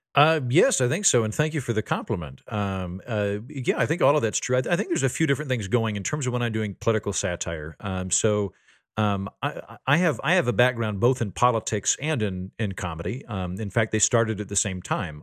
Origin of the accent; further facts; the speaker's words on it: Oklahoma, United States; moved away; also born or lived in Washington, D.C.; I'm from Oklahoma, my dad's a judge, but the rest of my family's farmers